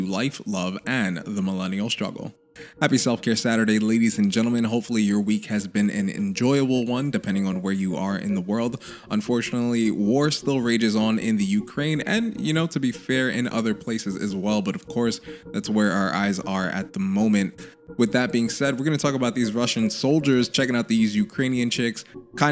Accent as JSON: {"language": "English", "country": "Haiti", "said": "my home country, Haiti"}